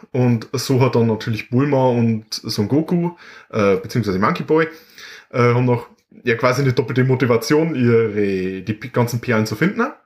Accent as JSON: {"language": "German", "region": "Bavaria", "country": "Germany", "said": "bei uns in Bayern"}